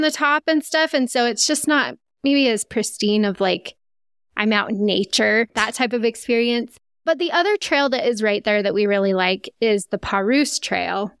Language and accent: English; Utah, United States; I was from Utah